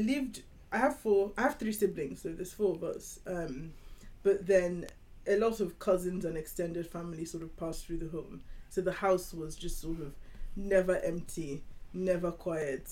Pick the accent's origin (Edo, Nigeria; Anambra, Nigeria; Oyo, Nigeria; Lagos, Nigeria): Lagos, Nigeria; I grew up in Nigeria. So I grew up in Lagos, Nigeria.